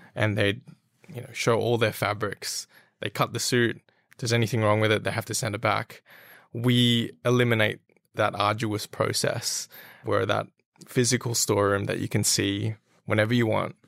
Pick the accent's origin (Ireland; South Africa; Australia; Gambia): Australia; I am a Filipino heritage, but I was born and raised in Australia